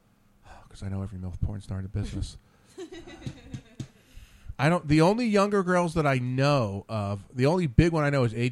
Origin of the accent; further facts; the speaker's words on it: Trenton, New Jersey, United States; I grew up right outside Trenton.